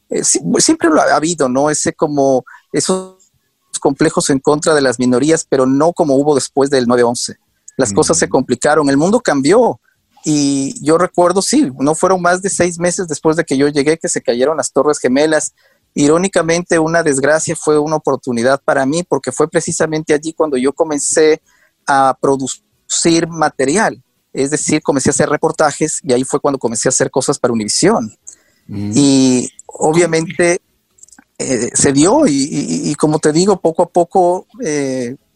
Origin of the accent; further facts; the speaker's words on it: Ecuador; moved away as an adult; now in United States; justo me gradué, seguí un año en la universidad, eh, pero eh, salí, salí del Ecuador y me fui a Nueva York. Y llegué a Nueva York sin conocer a nadie, de la noche a la mañana.